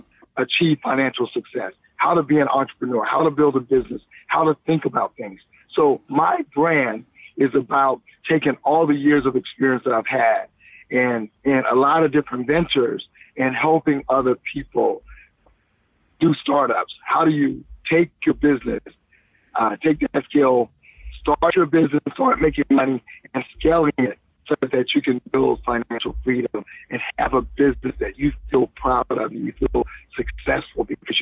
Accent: Columbia, South Carolina, United States; also born or lived in Washington, D.C., United States; now in Los Angeles, United States

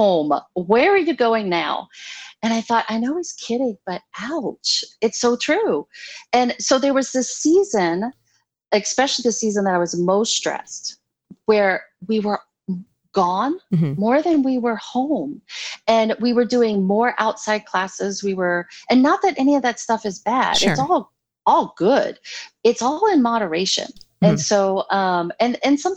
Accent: New Orleans, Louisiana, United States; I'm from the South. I'm from New Orleans.

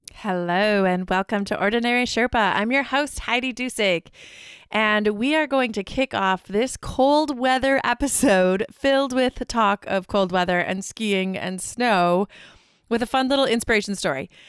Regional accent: Midwest, United States; we're from the Midwest

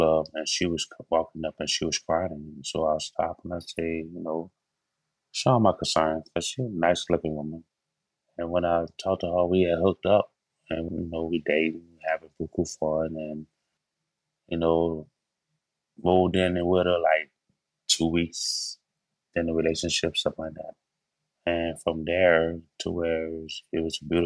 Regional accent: New Orleans, Louisiana, United States; I was born in New Orleans, Louisiana, raised in the Lower Nine.

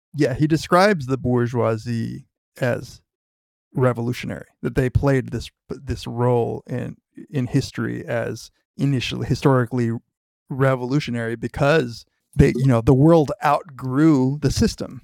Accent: United States; as a kid growing up in America

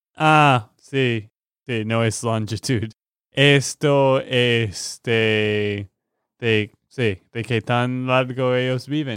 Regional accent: Texas, United States; de Texas, Estados Unidos

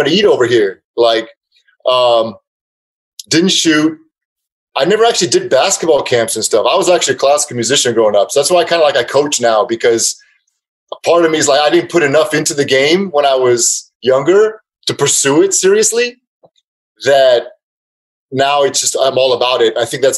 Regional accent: Los Angeles, California, United States; also born or lived in Serbia; I was born in Los Angeles, first generation from Serbia.

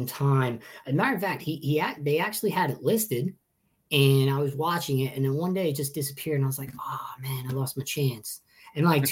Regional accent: Long Island, New York, United States; moved away; I'm originally from Long Island, New York.

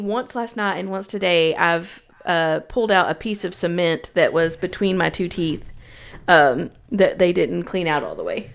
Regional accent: Knoxville, Tennessee, United States; now in Chicago, United States; I was from Knoxville and moved to Chicago

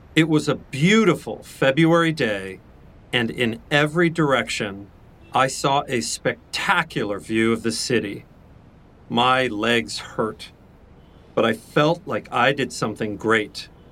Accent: Missouri, United States; moved away; also born or lived in New York City; I grew up in Missouri

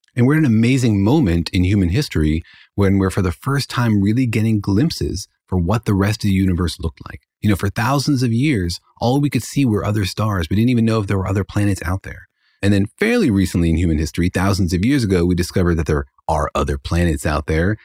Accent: Los Alamos, New Mexico, United States; now in Irvine, United States; I grew up in Los Alamos

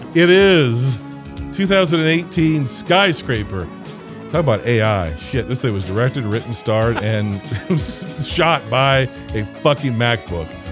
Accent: United States; I'm an American

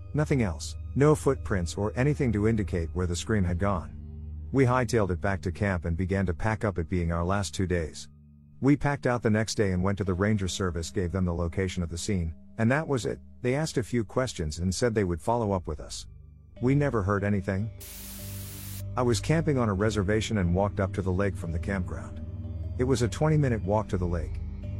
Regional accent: Alaska, United States; I grew up in Alaska. Just on the bubble of civilization. Sort of. Up there, even in the big cities, you'll get bears and moose and such.

